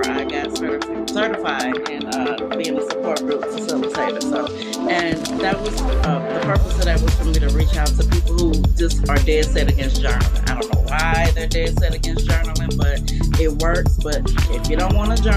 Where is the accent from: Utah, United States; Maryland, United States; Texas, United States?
Texas, United States; Beaumont; now in Houston, United States; I'm from Beaumont, Texas, but I live in Houston, Texas